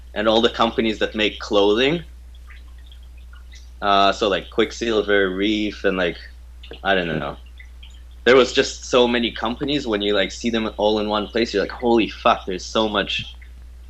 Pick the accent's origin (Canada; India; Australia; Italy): Canada; I'm from Canada